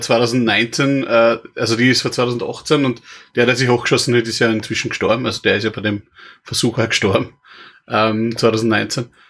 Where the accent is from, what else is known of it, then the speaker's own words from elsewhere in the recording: Trofaiach, Styria, Austria; bei uns hat es in Trofeiach, wo ich her bin